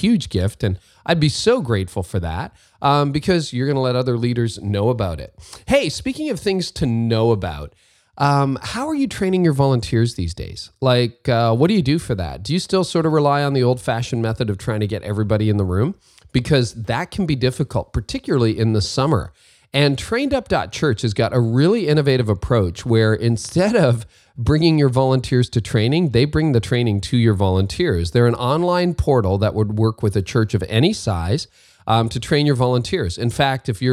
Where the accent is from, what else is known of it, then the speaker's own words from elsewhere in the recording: Windsor, Ontario, Canada; And I grew up in Windsor, Ontario